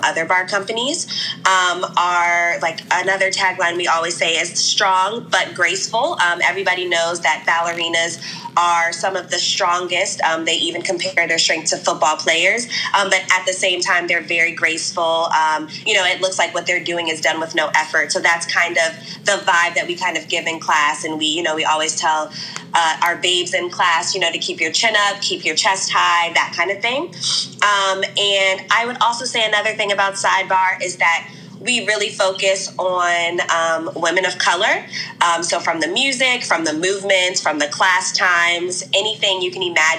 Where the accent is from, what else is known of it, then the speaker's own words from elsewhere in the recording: United States; I am from the DMV area.